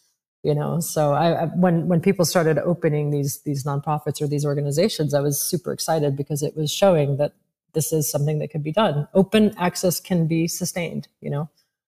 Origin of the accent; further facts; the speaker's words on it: Paris, Île-de-France, France; I mean, I was raised partially in Paris, so I was exposed to it.